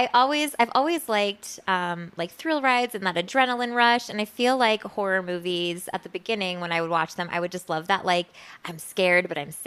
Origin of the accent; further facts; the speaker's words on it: Chicago, Illinois, United States; moved away; this is before when I lived in Chicago. I grew up in Chicago.